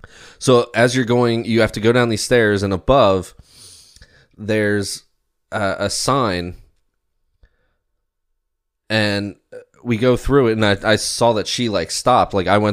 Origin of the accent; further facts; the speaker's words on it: Ellicott City, Maryland, United States; I grew up in Maryland, Ellicott City, Baltimore, like, never had this issue.